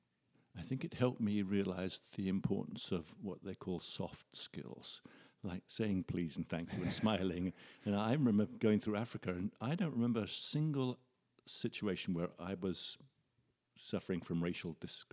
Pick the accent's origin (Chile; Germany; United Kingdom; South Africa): United Kingdom; England; moved away as an adult; now in Canada; My accent belies me, I think. I came over from England when I was 25.